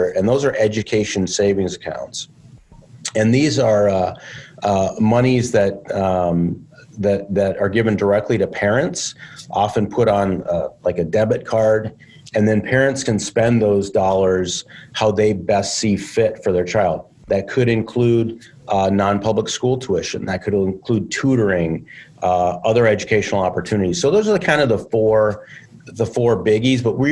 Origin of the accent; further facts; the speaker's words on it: Sioux Falls, South Dakota, United States; moved away as an adult; now in Minnesota, United States; I grew up in South Dakota, grew up in Sioux Falls, spent a lot of time there.